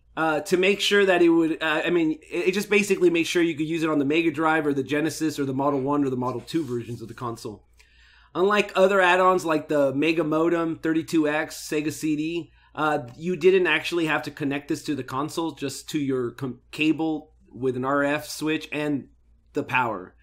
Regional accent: United States; we're from America

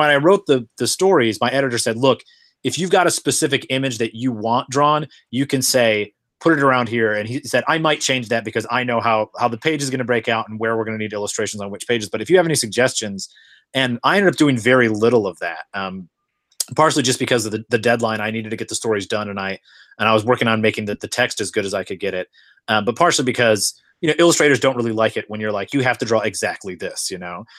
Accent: Flint, Michigan, United States; moved away; I'm originally from Flint, Michigan

